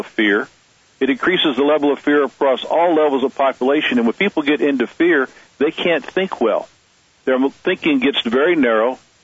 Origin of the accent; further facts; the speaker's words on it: United States; being an American here